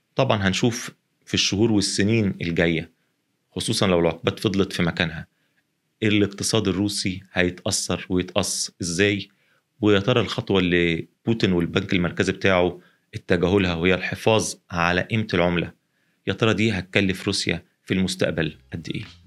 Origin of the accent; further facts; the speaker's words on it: Egypt; إحنا هنا في مصر